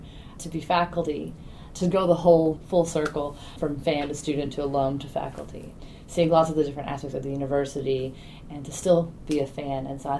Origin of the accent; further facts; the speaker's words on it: Louisville, Kentucky, United States; moved away; Lucky for me, Kentucky is home. I'm actually originally from Louisville, and that's really what drew me here, was to be back home in the bluegrass.